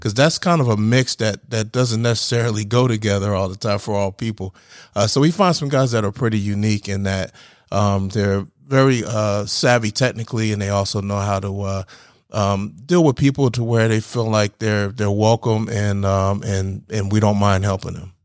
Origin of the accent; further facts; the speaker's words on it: New Jersey, United States; moved away as an adult; now in Georgia, United States; I grew up in New Jersey. uh, just across the bridge from Philadelphia